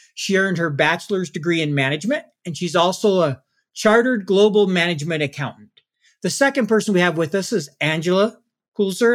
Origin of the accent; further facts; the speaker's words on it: Salt Lake City, Utah, United States; my hometown